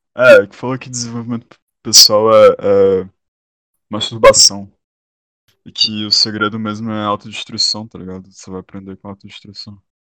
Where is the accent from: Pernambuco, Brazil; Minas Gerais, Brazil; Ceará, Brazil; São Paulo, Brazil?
Ceará, Brazil; Sou cearense